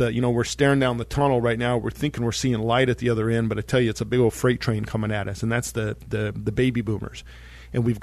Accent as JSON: {"language": "English", "town": "Monte Vista", "region": "Colorado", "country": "United States", "tie": "born or raised there", "said": "I grew up in Monta Vista, Colorado"}